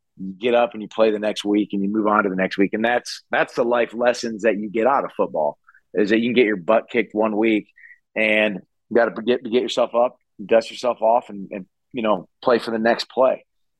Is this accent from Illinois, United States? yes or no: no; South Central Kansas, United States; moved away; When I was growing up in South Central Kansas